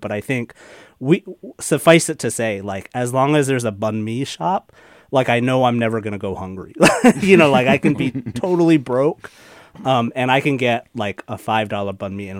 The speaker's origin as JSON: {"language": "English", "region": "East Coast", "country": "United States", "tie": "born or raised there", "also_born_or_lived": "Bay Area", "moved": "yes", "lives_now": "Oakland, United States", "said": "growing up on the East Coast until I moved out to the Bay Area"}